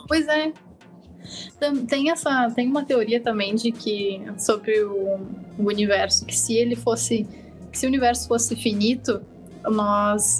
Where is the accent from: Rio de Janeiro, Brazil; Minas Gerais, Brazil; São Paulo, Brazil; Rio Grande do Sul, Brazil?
Rio Grande do Sul, Brazil; Eldorado do Sul; moved away as an adult; now in Porto Alegre, Brazil; eu não sou de Eldorado medianeiro, eu sou de Eldorado próximo de Arroio dos Ratos